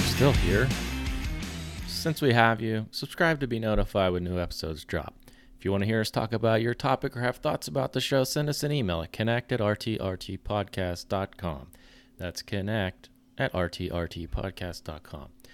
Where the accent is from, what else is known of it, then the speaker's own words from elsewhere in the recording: near Pittsburgh, Pennsylvania, United States; I grew up closer